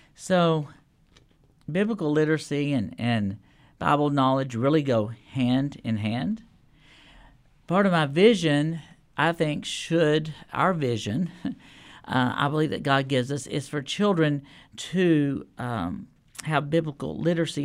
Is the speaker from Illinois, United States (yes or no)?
no; Lubbock, Texas, United States; now in Nashville, United States; I grew up in Lubbock, Texas